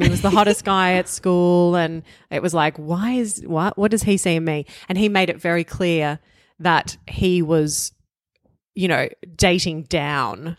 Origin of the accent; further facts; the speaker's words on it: Melbourne, Victoria, Australia; I come from Bogan upbringing, you know, outer eastern suburbs of Melbourne